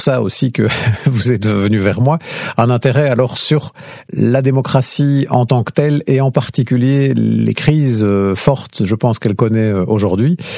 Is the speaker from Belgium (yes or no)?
yes; Lierneux, Wallonia, Belgium; j'ai grandi en fait à Lierneux, dans une petite commune